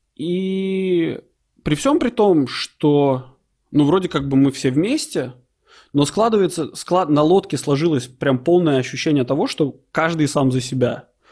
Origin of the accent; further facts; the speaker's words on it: Latvia; moved away; оба мы из Латвии